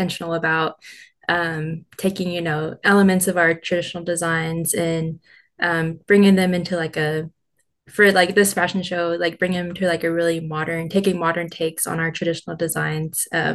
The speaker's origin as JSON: {"language": "English", "town": "Sapulpa", "region": "Oklahoma", "country": "United States", "tie": "born or raised there", "lives_now": "Oklahoma City, United States", "said": "I grew up in Sepulpa, Oklahoma"}